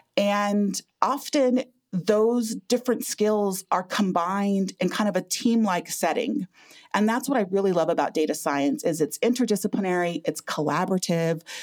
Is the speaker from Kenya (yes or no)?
no; Lame Deer, Montana, United States; I was born and raised in Lame Deer, Montana, which is a small community on the Northern Cheyenne Indian Reservation